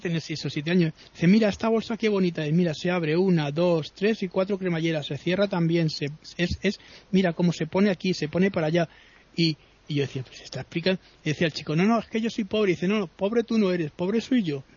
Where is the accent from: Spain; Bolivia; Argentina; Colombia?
Spain; ¿de dónde soy? digo somos españoles